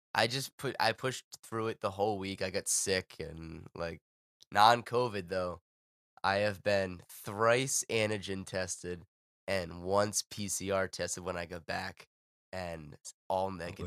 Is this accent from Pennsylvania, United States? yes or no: no; Providence or Pawtucket, Rhode Island, United States